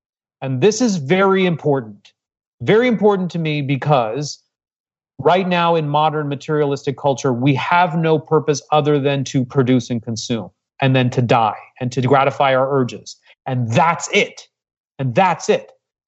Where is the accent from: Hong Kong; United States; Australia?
Hong Kong; also born or lived in Singapore; I was raised abroad. I was raised in Hong Kong and I was born in Singapore. Come from a multicultural family.